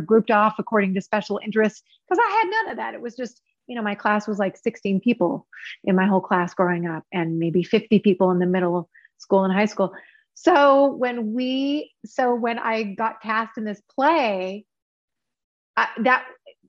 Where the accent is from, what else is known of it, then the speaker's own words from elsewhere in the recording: Alaska, United States; moved away as an adult; also born or lived in Seattle / Los Angeles; I was born and raised in Alaska